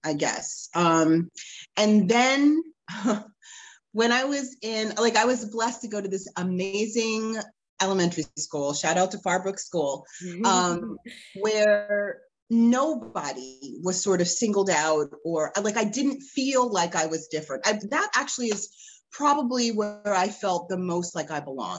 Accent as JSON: {"language": "English", "region": "New Jersey", "country": "United States", "tie": "born or raised there", "also_born_or_lived": "Boston / Manhattan / Florida", "moved": "as an adult", "said": "I grew up in New Jersey. I was born in Boston, but I'm a Jersey girl."}